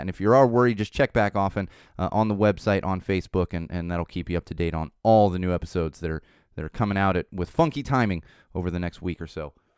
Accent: San Diego, California, United States; now in Los Angeles, United States; when I was growing up in San Diego, uh, in the nineties

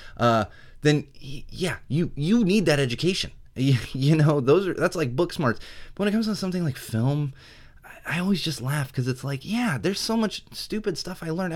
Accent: San Diego, California, United States; also born or lived in Miami, Florida; I grew up in San Diego

